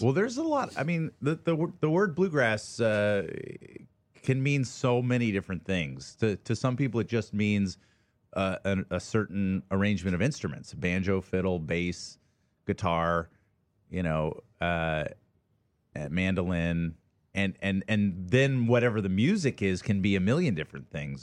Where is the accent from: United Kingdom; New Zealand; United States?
United States; Atlanta, Georgia; moved away as an adult; also born or lived in Ohio; I grew up in Atlanta, Georgia